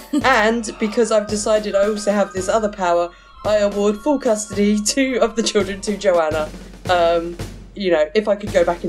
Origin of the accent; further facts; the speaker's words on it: United Kingdom; I'm British